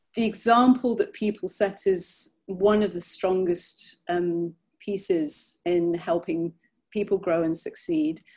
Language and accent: English; Birmingham, West Midlands, United Kingdom; moved away as an adult; also born or lived in London; now in United States; I was born in England in an area in the 1970s that most English people would have happily driven 50 miles around to avoid. Um, it's a city called Birmingham